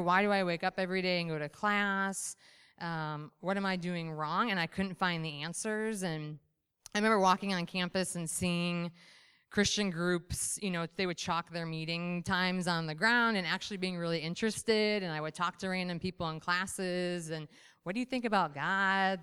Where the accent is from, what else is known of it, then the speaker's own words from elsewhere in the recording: Michigan, United States; I was raised, born and raised in Michigan